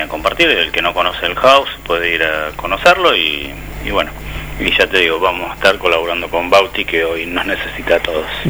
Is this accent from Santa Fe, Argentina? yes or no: yes; Rosario, Santa Fe, Argentina; la, la, ciudad de donde vengo yo, la provincia donde